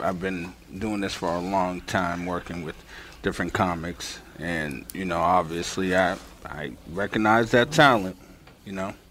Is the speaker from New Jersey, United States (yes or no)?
no; Cambridge, Massachusetts, United States; also born or lived in Boston / Dorchester / Somerville / Medford; I was born in Boston, but I grew up mostly in Cambridge.